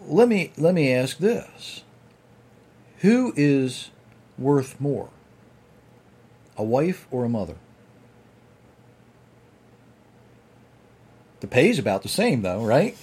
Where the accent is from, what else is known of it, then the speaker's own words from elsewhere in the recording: United States; I'm from Sussex County, so that's my license to speak bad English